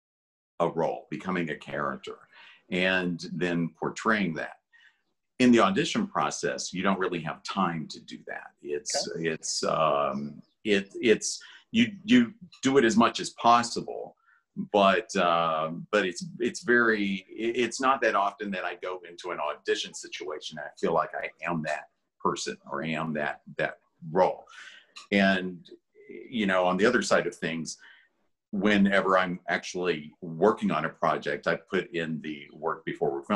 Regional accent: Hazard, Kentucky, United States; moved away; also born or lived in Los Angeles; I grew up in Hazard, Kentucky, which is a really small town in southeastern Kentucky, very isolated

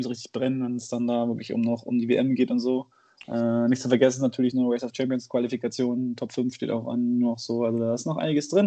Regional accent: Bonn, North Rhine-Westphalia, Germany; Bin Bonner. Bin, bin Bonner

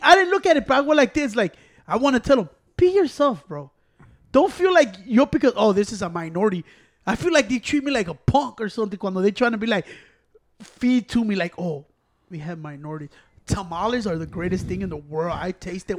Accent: Chicago, Illinois, United States; I'm from Chicago

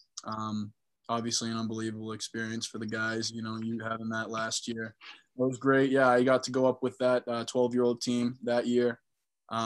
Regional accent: Middleborough, Massachusetts, United States; moved away as an adult; also born or lived in Virginia Tech / Jupiter, Florida; I am from Middleborough, Massachusetts. I went to Bridgewater-Raynham Regional High School.

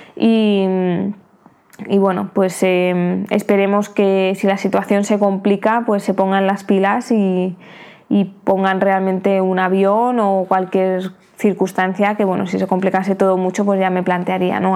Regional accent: Spain; also born or lived in United Kingdom; now in Thailand; siendo española, pues será mucho más sencillo entrar a mi país, aunque sea a España

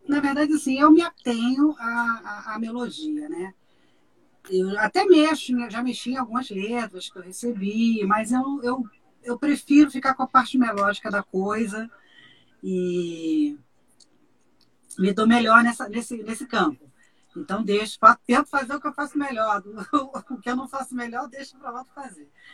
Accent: Barbacena, Minas Gerais, Brazil; quando eu era criança pequena lá em Barbacena

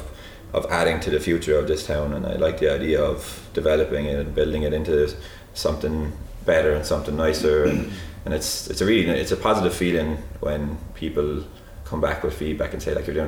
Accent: Clonmel, Munster, Ireland; I grew up in 14 Roaring Springs

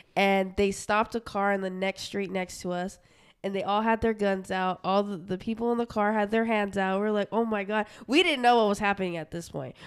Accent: Utah, United States; also born or lived in Portland; now in Arizona, United States; we're from Utah

